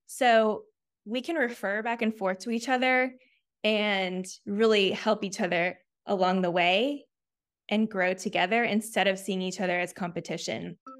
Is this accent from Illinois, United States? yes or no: no; Chattanooga, Tennessee, United States; moved away as an adult; also born or lived in Auburn, Alabama / Memphis, Tennessee; now in Nashville, United States; I grew up in Chattanooga, Tennessee